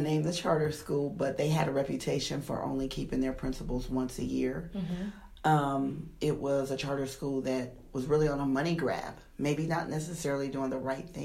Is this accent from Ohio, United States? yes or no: yes; Toledo, Ohio, United States; moved away as an adult; now in Dallas, United States; I grew up in Toledo, Ohio